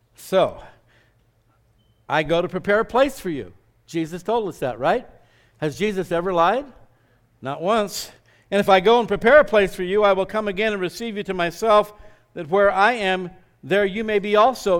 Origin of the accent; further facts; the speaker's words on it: Scottsdale, Arizona, United States; growing up in Scottsdale, Arizona, it was kind of podunk back in those days.